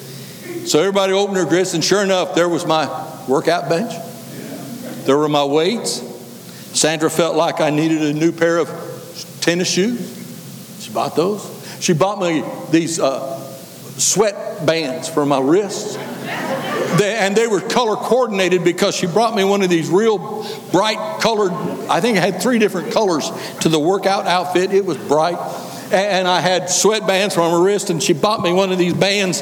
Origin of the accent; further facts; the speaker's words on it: Kansas, United States; moved away; I was raised up here in Kansas